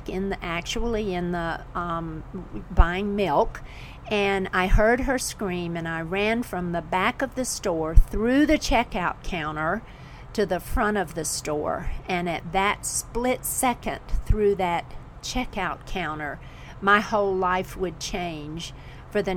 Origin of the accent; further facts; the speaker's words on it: the South, United States; also born or lived in Florida / South Carolina; I grew up in Florida and South Carolina